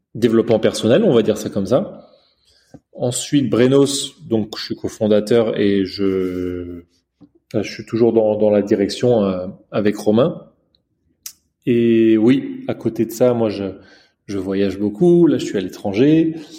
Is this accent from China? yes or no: yes; China; j'ai grandi en Chine et depuis petit